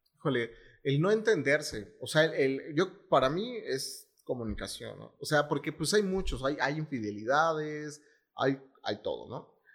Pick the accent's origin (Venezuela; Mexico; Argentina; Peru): Mexico; como mexicanos, bueno, como latinos